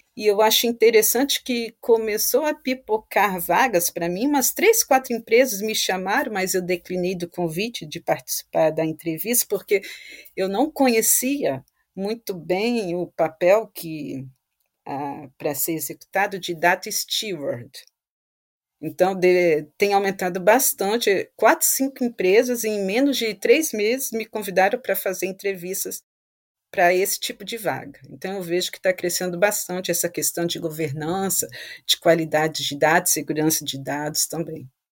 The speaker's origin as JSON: {"language": "Portuguese", "town": "Vitória", "region": "Espírito Santo", "country": "Brazil", "moved": "as an adult", "lives_now": "France", "said": "eu sou de Vitória, Espírito Santo"}